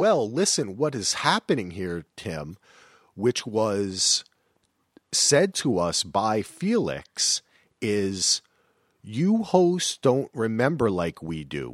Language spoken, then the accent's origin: English; New Jersey, United States; I'm from Jersey